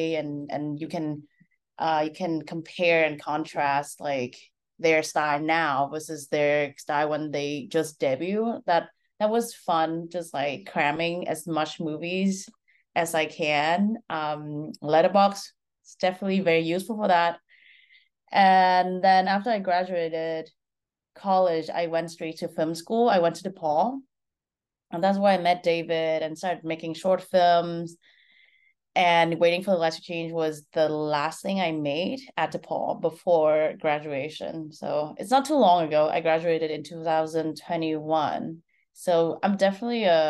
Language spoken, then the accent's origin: English; Vietnam; moved away as an adult; now in United States; I'm Vietnamese. I was born and raised in Vietnam